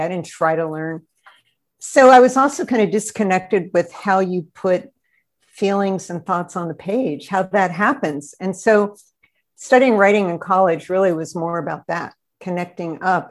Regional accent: Altoona, Pennsylvania, United States; moved away; I was brought up in Altoona, which is right in the center of the state

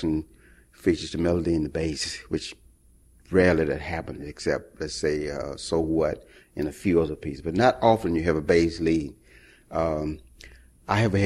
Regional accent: Mississippi, United States; moved away; I was born in Mississippi

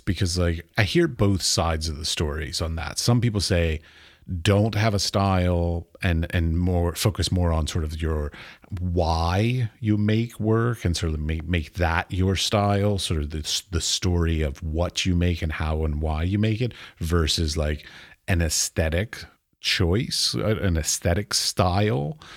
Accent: United States; I'm American

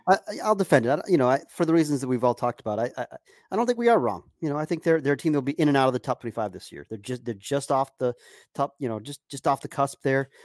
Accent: Durham, North Carolina, United States; my hometown of Durham, North Carolina

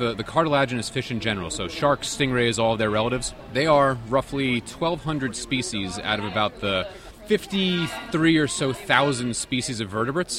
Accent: Long Island, New York, United States; I grew up in New York on Long Island and on the south shore of Long Island, always around the beach, always around the water

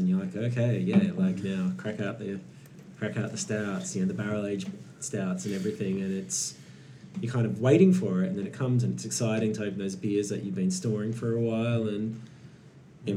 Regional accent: Perth, Western Australia, Australia; moved away; I wish I was in my hometown right now

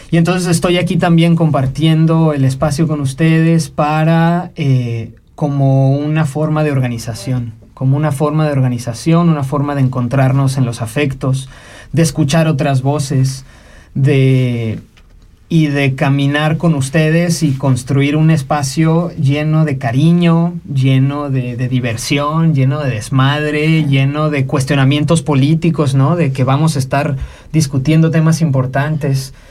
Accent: Mexico; also born or lived in Mexico City, Mexico / Monterrey, Mexico / Guápulo, Ecuador / Magdalena del Mar, Peru; now in Switzerland; me gusta pensar que soy de muchísimos lados también, ¿no? Porque si bien tuve mi crianza en México, ¿no? Entre la Ciudad de México eh

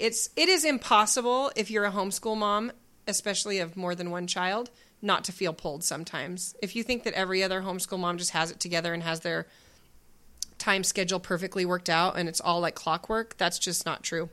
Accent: Spokane, Washington, United States; We grew up in Spokane, Washington.

